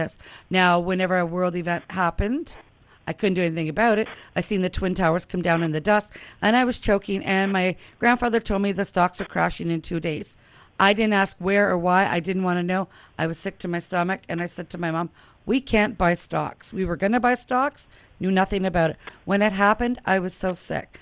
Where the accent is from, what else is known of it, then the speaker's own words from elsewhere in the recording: Ottawa, Ontario, Canada; I'm from Ottawa